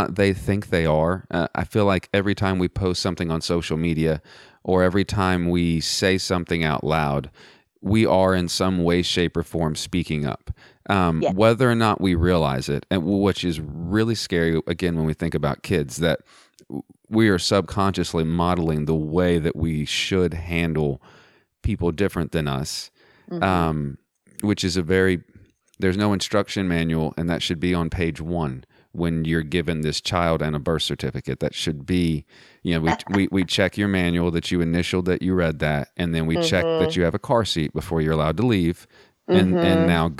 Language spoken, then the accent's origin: English; Southwest Texas, United States; growing up in Southwest Texas